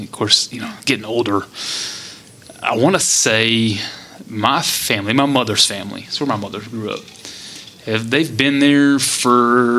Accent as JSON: {"language": "English", "town": "Sagerton", "region": "Texas", "country": "United States", "also_born_or_lived": "Abilene, Texas / Dallas, Texas", "said": "I'm from Sagerton, which is, it's rural proper."}